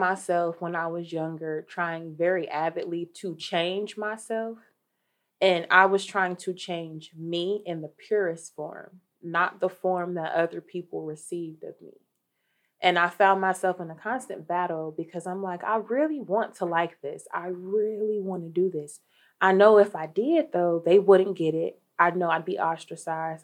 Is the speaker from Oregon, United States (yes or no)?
no; Dayton, Ohio, United States; I'm from Dayton, Ohio, born and raised